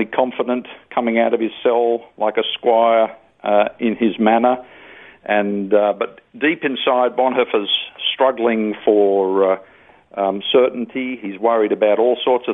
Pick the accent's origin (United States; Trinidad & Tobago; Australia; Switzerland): Australia; I'm an Australian, I'm male